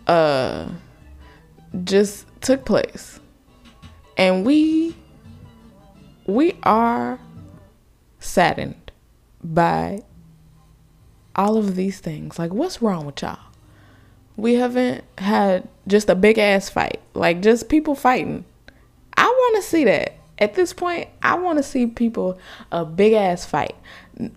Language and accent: English; United States; I just live here. I was just born here